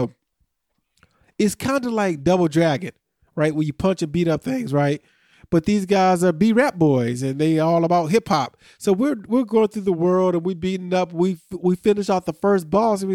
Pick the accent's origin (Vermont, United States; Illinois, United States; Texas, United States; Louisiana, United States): Illinois, United States; Montgomery; we're from Montgomery, but we work in Naperville